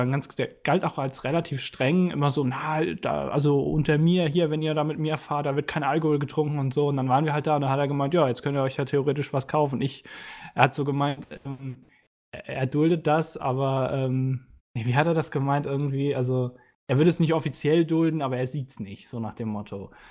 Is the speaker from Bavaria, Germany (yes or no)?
yes; Bavaria, Germany; Als Bayer weiß man sowas.